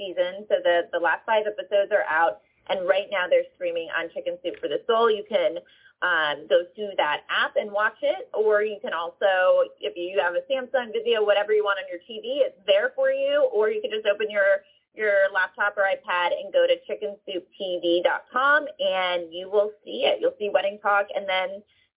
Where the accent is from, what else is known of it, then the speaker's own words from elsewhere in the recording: Philadelphia, Pennsylvania, United States; I'm from Philly